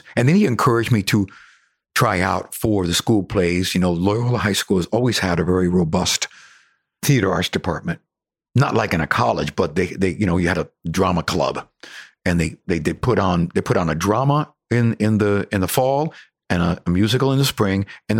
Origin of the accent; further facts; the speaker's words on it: Cuba; accent: Cuban; English is a second language; And I'm still trying to get over my, you know, my Cuban accent. You know how it is. You have this Cuban twang or Latino Caribbean twang.